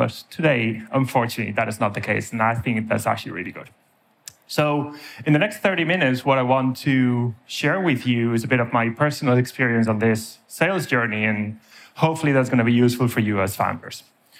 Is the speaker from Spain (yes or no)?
yes; Spain; now in Ireland; As you can tell from my surname, I'm originally from Spain. As you can probably tell from my accent, I've spent half my life in Ireland.